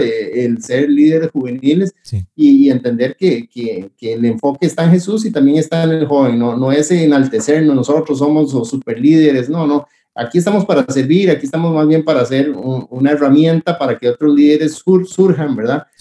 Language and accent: Spanish; Costa Rica; estamos chineando, decimos en Costa Rica